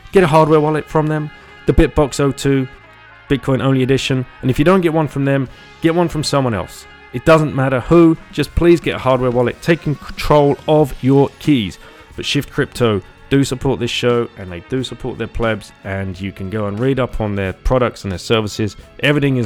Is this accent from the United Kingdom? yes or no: yes; United Kingdom; we're British